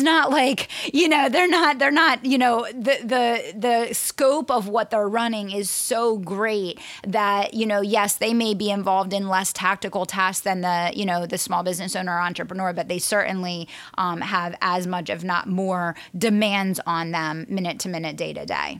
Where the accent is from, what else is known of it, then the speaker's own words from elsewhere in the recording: Pennsylvania, United States; Pennsylvania, my home state